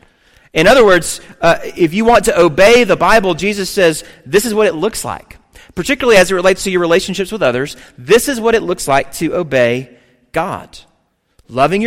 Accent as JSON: {"language": "English", "region": "the South", "country": "United States", "tie": "born or raised there", "said": "I grew up in the South"}